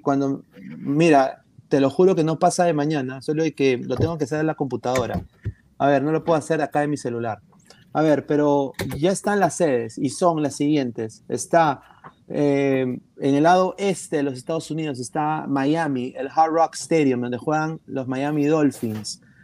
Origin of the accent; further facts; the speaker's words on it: Peru; soy un periodista peruano